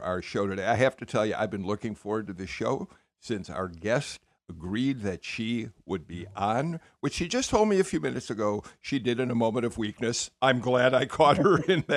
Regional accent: Chicago, Illinois, United States; moved away; I grew up in Chicago

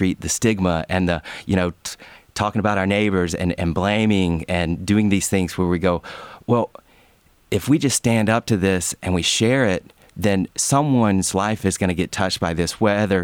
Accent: LaGrange, Georgia, United States; growing up, I grew up in LaGrange, and it was an hour south of Atlanta

